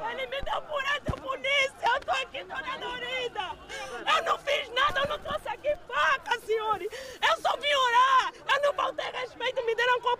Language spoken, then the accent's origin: Portuguese; Angola; Eu, como angolano, falo isso.